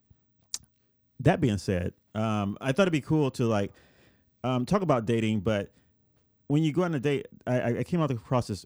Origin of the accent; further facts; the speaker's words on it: Puerto Rico; moved away; when I was a kid, I grew up in Puerto Rico